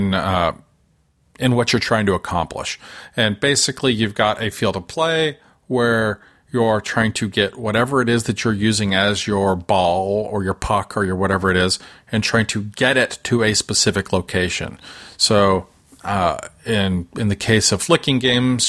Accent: Oklahoma City, Oklahoma, United States; I grew up in Oklahoma City and my father was from Blanchard, Oklahoma

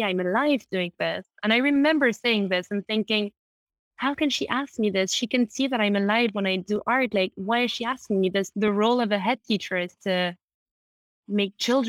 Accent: London, United Kingdom; I grew up in London. I'm half French, half Italian

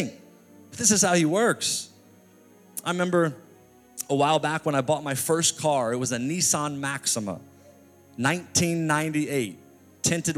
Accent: New York City, New York, United States; I'm from New York City

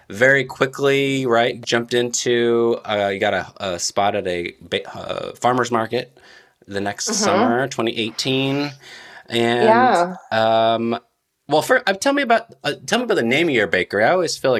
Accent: Central Valley of California, United States; also born or lived in San Diego area, California; I'm from the Central Valley of California

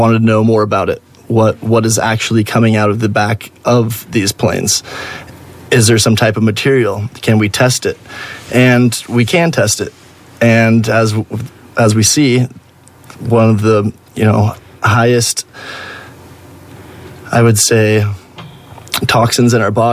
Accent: Oregon, United States; born and raised in Oregon

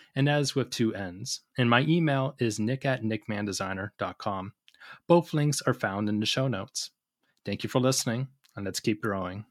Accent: Tacoma, Washington, United States; I'm from Tacoma, Washington State

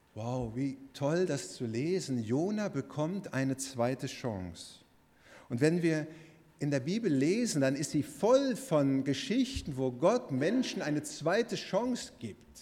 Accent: Bochum, North Rhine-Westphalia, Germany; Bochum, wo ich herkomme

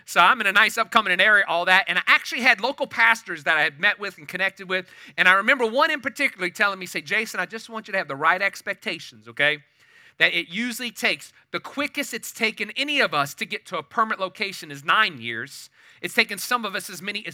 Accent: New Orleans, Louisiana, United States; moved away as an adult; now in Katy, United States; I was born and raised in New Orleans area till I was about 39 years old

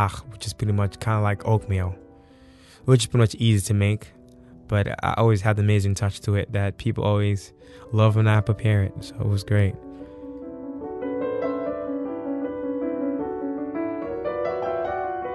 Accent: Senegal; also born or lived in New York City, United States; now in New Orleans, United States; I was born in New York City, Harlem. I grew up in a big family. And at the age of 5, my parents took me back to Senegal

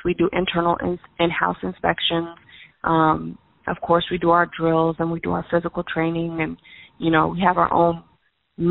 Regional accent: United States; My bloodline's Havisha, but we were raised in America

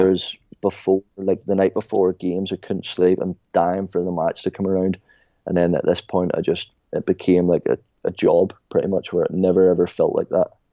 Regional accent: Ireland; I was like, Ireland

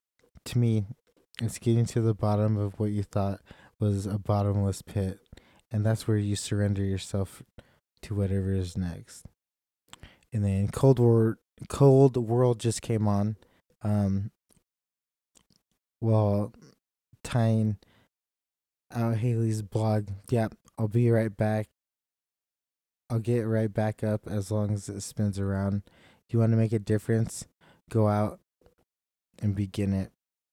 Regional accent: India; I'm from India, and four others are all adopted, two each from the U.S. and Seoul, Korea.

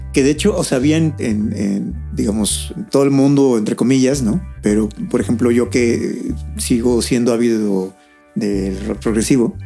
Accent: Chiapas, Mexico; Yo soy de Chiapas, allá llegaban menos canales

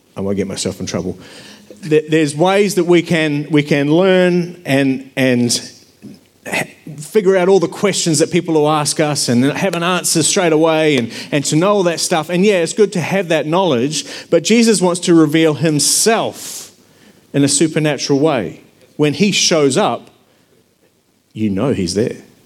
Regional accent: New Zealand; now in Australia; I grew up in New Zealand, and I'd been living in Australia

